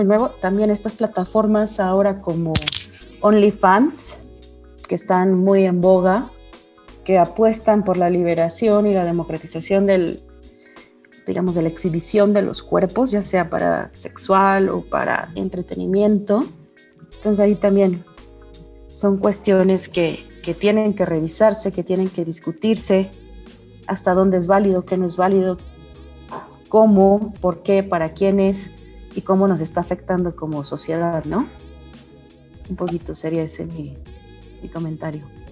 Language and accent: Spanish; Mexico; mujeres mexicanas del siglo 21